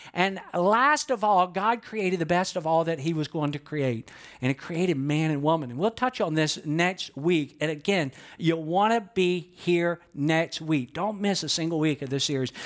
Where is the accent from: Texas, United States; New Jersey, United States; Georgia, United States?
Georgia, United States; I'm from Georgia